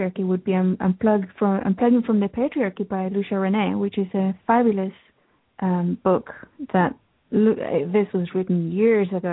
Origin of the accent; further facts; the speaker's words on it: England, United Kingdom; I grew up in England.